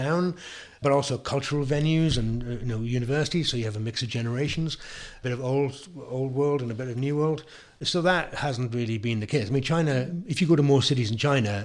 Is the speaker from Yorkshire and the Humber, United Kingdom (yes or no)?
no; South Wales, United Kingdom; I'm from South Wales